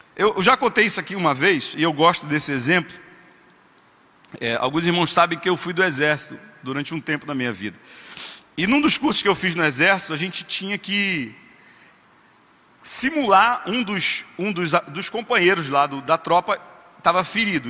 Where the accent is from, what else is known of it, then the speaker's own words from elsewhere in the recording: Rio de Janeiro, Brazil; E eu sou carioca, como bom carioca, sou apaixonado por praia